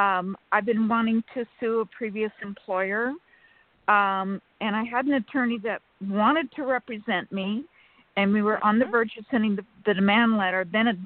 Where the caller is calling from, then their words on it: California, United States; from California.